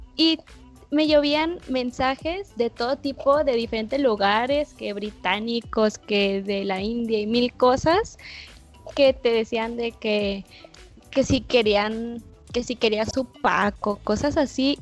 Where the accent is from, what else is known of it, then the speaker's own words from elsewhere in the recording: Guadalajara, Jalisco, Mexico; Yo soy de, de Jalisco y yo soy de Guadalajara